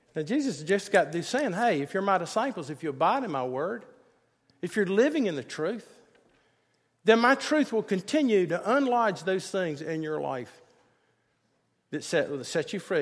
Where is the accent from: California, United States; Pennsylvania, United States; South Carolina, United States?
South Carolina, United States; Greenville; my mom and dad, they took me to First Presbyterian Church in, in Greenville, South Carolina.